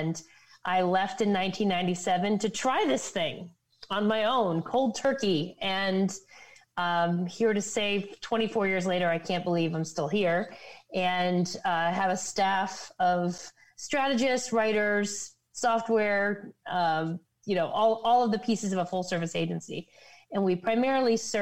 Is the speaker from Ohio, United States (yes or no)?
yes; Ohio, United States; moved away; I'm from Ohio originally